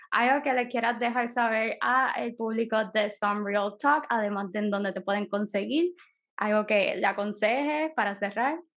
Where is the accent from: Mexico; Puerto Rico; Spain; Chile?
Puerto Rico